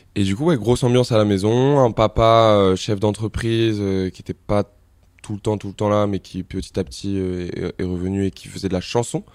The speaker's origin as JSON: {"language": "French", "town": "Montmorency", "region": "Île-de-France", "country": "France", "tie": "born or raised there", "said": "j'ai grandi dans le 95, à Montmorency."}